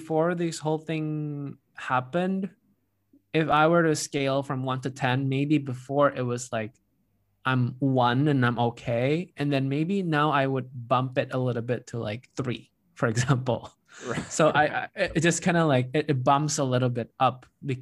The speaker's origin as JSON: {"language": "English", "region": "Jakarta", "country": "Indonesia", "tie": "born or raised there", "moved": "yes", "lives_now": "San Francisco, United States", "said": "I grew up in Jakarta as well"}